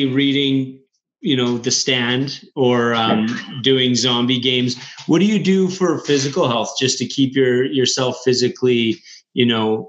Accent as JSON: {"language": "English", "town": "Red Deer", "region": "Alberta", "country": "Canada", "tie": "born or raised there", "said": "I grew up in Red Deer"}